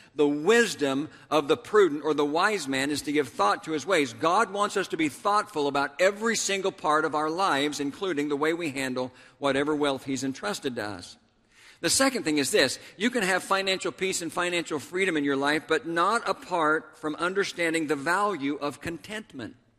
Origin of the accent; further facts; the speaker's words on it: Tulsa, Oklahoma, United States; my hometown of Tulsa, Oklahoma